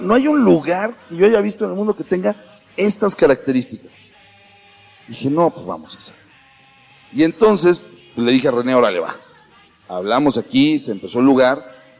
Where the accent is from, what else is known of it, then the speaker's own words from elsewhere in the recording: Mexico City, Mexico; uno como chilango